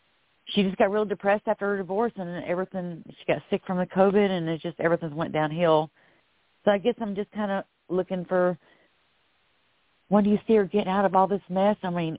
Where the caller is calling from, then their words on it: Florida, United States; I'm calling from Florida